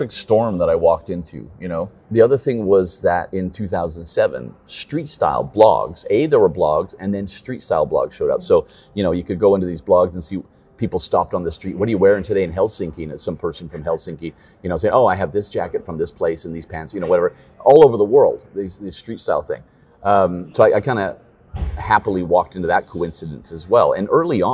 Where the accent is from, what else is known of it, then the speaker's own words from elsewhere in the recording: Copenhagen, Capital Region of Denmark, Denmark; We're from Copenhagen